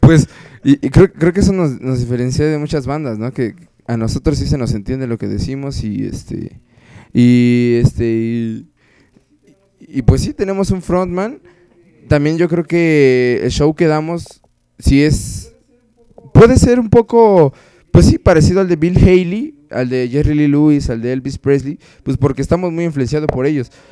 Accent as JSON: {"language": "Spanish", "country": "Mexico", "said": "como mexicanos"}